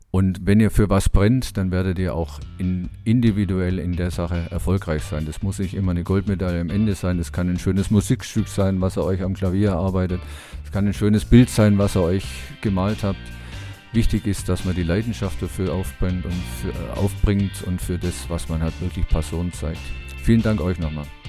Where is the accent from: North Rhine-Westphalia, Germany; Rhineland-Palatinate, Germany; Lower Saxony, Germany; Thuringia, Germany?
North Rhine-Westphalia, Germany; Dortmund; bei uns in Dortmund